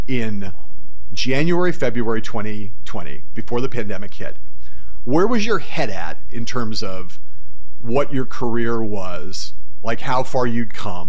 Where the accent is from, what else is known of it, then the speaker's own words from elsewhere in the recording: Los Angeles, California, United States; how could you leave New York City and like move back to my hometown